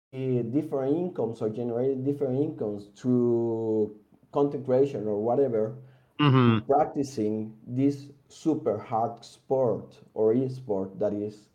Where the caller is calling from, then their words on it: San José, Costa Rica; I'm calling from San Jose, Costa Rica.